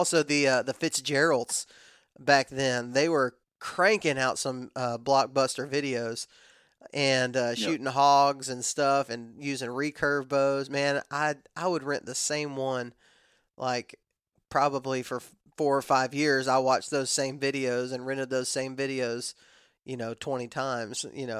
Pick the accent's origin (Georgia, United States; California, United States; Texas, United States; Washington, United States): Texas, United States; West; we didn't really have a whole lot of property in Texas, in West Texas specifically, where I'm from.